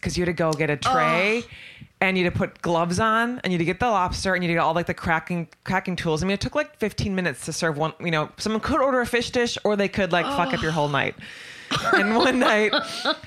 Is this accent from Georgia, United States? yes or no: no; Manitowoc, Wisconsin, United States; I'm from Manitowoc, Wisconsin, yeah. Home of Stephen Avery. And I was on the lake.